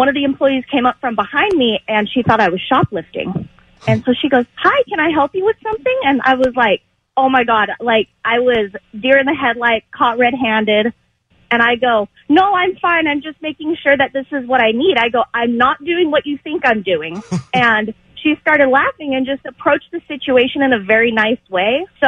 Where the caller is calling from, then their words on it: Cyprus; Hi, David. This is … from Cyprus.